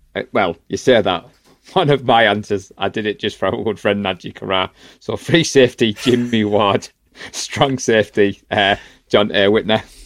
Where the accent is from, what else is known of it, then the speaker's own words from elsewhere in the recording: Darlington, North East England, United Kingdom; now in Middlesbrough, United Kingdom; I'm from Darlington, but I live in Middlesbrough.